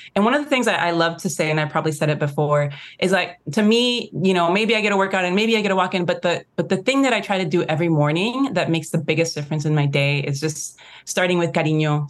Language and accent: English; Mexico; when we're from Mexico, the white Mexicans